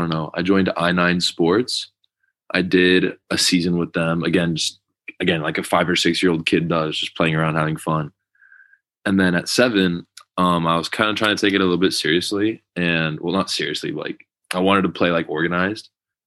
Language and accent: English; Austin, Texas, United States; moved away as an adult; now in Madrid, Spain; So I moved to Texas from Madrid when I was nine months old.